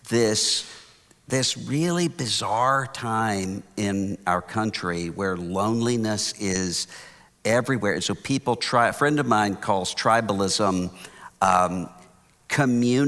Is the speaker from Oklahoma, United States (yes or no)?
no; Biloxi, Mississippi, United States; now in Houston, United States; I'm from Biloxi, Mississippi